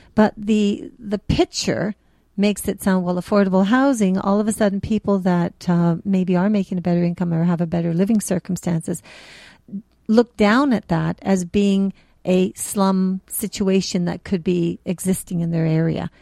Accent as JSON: {"language": "English", "town": "Toronto", "region": "Ontario", "country": "Canada", "tie": "born or raised there", "said": "I grew up in Jane and Finch"}